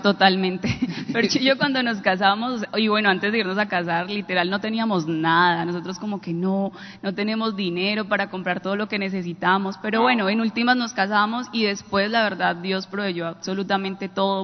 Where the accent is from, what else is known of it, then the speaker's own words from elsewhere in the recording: Quinchía, Risaralda, Colombia; moved away; also born or lived in Pereira; de mi pueblo, que es un pueblo hermoso, Quinchilla Risaralda, y nos tocó irnos de allí para Pereira